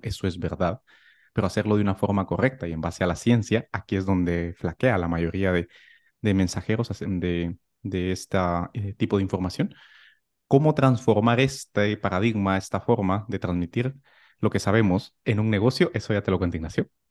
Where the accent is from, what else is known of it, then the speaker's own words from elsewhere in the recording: Guatemala; moved away as an adult; also born or lived in Madrid, Spain; now in Palma de Mallorca, Spain; nací en Guatemala, hice la carrera de medicina allí